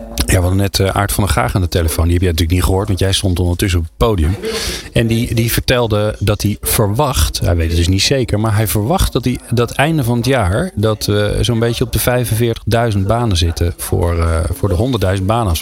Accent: Netherlands; wij daar als Nederlanders

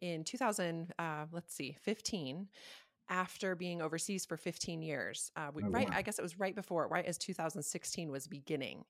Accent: United States; I'm an American

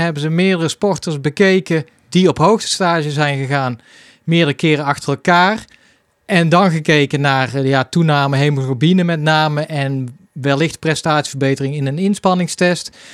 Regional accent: Hilvarenbeek, North Brabant, Netherlands; Hilvarenbeek, mijn geboortedorp

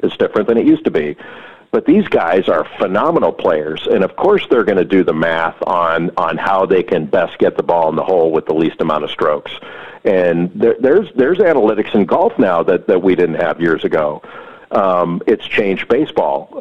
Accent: Los Angeles, California, United States; moved away; I grew up right uh, right near Los Angeles Country Club

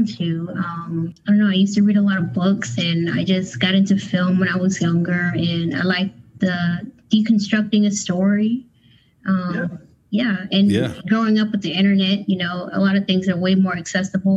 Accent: Philadelphia, Pennsylvania, United States; now in Louisville, United States; I'm in Louisville, Kentucky, but I'm from Philadelphia

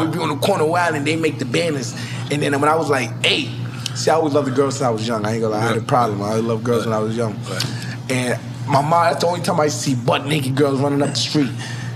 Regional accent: New York City, New York, United States; growing up in Brooklyn

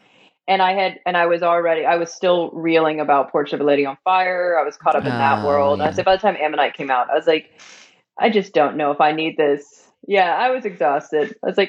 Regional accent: Southern United States, United States; accent: Southern; I'm a Southern gay. I feel like now just being around y'all, like my Southern accent's coming out.

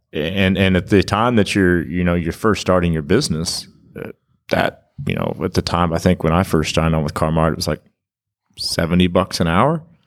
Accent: Kansas, United States; now in Stillwater, United States; I grew up in Kansas

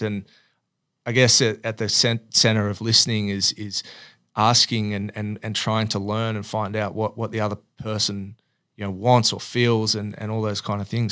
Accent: Sydney, New South Wales, Australia; grew up in Oatley, which is sort of if you think about you know Peakhurst, kind of just around the southern towards the Sutherland Shire area

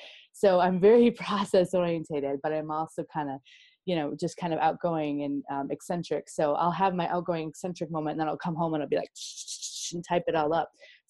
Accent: Midwest, United States; And I'm from the Midwest, so we just smile at everyone all the time.

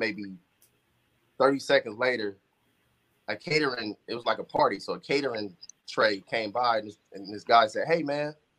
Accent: Compton, California, United States; growing up in Compton

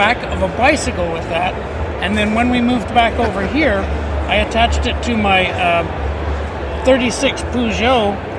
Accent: Montreal, Quebec, Canada

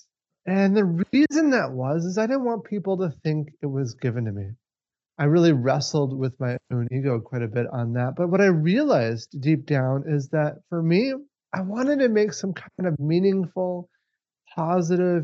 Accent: Minneapolis–Saint Paul, Minnesota, United States; We're from Minnesota, specifically the Twin Cities

